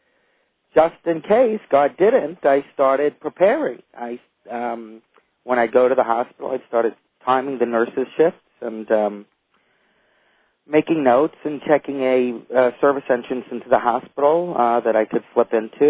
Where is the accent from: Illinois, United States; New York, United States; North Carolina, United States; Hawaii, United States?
New York, United States; New York City; I grew up in Brooklyn, New York